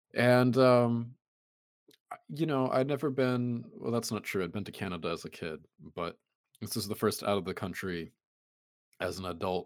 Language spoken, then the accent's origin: English; United States